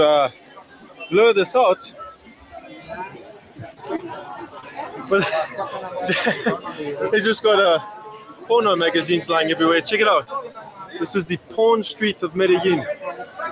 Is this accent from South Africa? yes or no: yes; South Africa; I'm from South Africa